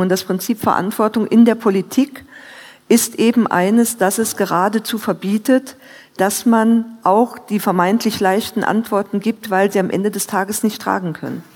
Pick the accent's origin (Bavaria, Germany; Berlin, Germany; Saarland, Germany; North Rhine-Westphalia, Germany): Saarland, Germany; wir im Moment drei Saarländer sind, äh, die im Kabinett zusammen sind